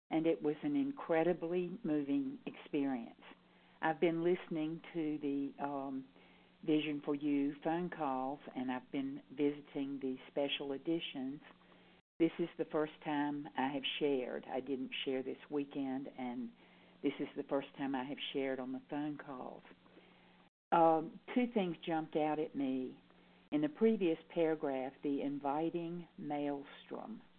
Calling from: North Carolina, United States; I'm calling in from North Carolina.

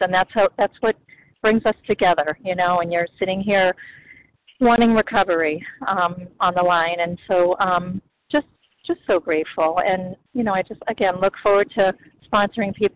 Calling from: the Berkshires, Massachusetts, United States; I'm calling from Massachusetts, from Berkshires

